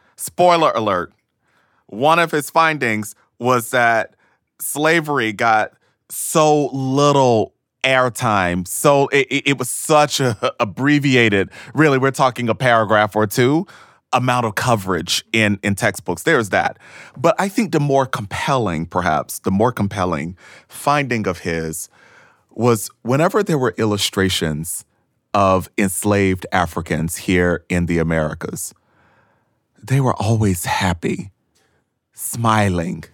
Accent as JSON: {"language": "English", "town": "Thomasville", "region": "Georgia", "country": "United States", "tie": "born or raised there", "moved": "as an adult", "said": "I am from Thomasville, Georgia, a racially segregated small town uh, in deep, deep, deep Georgia"}